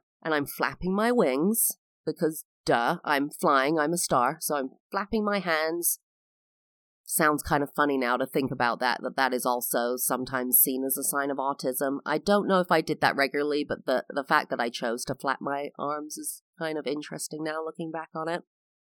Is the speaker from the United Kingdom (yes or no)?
yes; London, United Kingdom; I am English. I was born and raised in London, England.